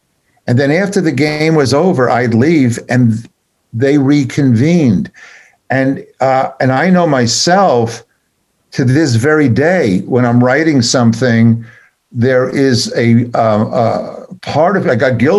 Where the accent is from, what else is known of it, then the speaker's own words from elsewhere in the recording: New York, United States; I was from New York